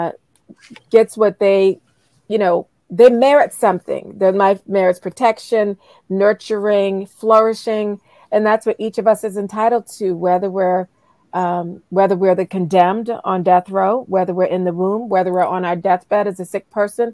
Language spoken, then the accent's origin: English; Charleston, South Carolina, United States; I grew up in Charleston, South Carolina